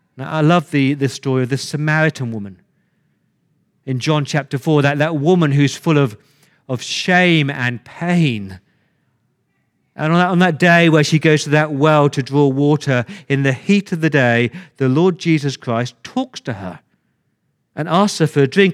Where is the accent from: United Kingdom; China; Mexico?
United Kingdom; England; now in Australia; I came to Australia as an Englishman